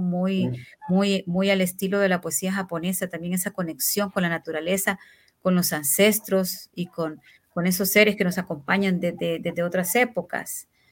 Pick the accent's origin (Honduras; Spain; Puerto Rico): Honduras; le llamamos aquí en Honduras